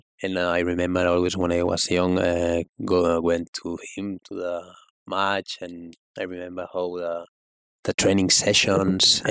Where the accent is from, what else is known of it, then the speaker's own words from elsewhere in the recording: Spain; from Spain